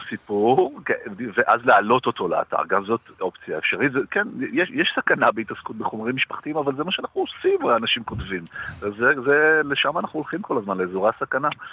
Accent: Jerusalem, Jerusalem District, Israel; moved away; הייתי ירושלמי, נולדתי בירושלים ו, ולמדתי וככה חלק מה... ההורים שלי היו בירושלים

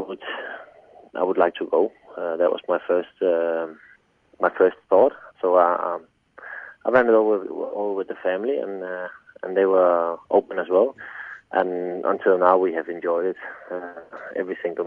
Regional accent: Denmark; born or raised there; moved away as an adult; now in Australia

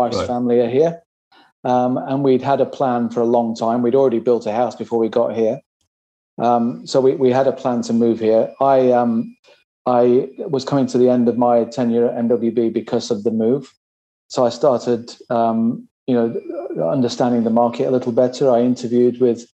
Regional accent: Sheffield, Yorkshire and the Humber, United Kingdom; moved away as an adult; now in Australia; I joined Regis actually in 1997 in my hometown of Sheffield.

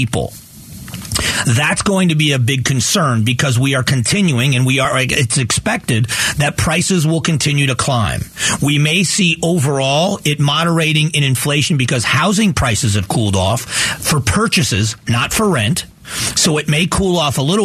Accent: Fort Myers, Florida, United States; also born or lived in Cleveland, Ohio; now in Arizona, United States; I moved from Cleveland, Ohio, where I was born, to Southwest Florida in Fort Myers, Florida. I moved there in 1978 with my family. I was 11 years old. And so I grew up in Southwest Florida

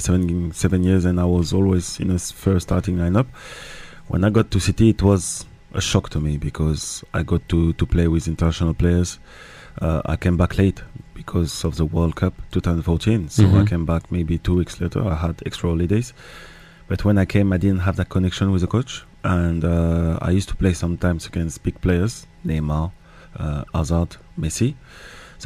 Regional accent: France; I'm French. I was born in France

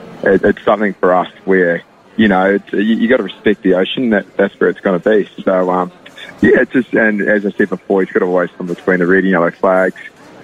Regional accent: Australia; born or raised there

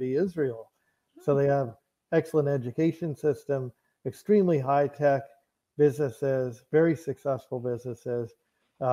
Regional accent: Canada; I'm Canadian. I spent most of my life living in Canada

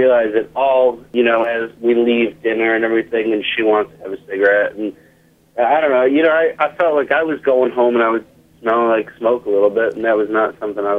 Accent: New York City, New York, United States; moved away; I grew up in New York City.

